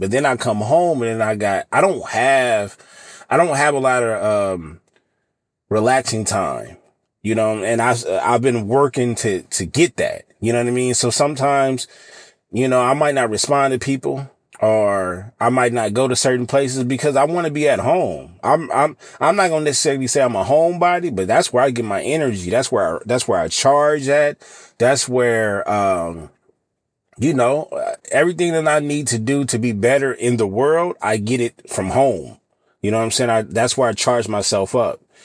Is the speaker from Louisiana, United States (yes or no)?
no; California, United States; I live in California, born and raised in California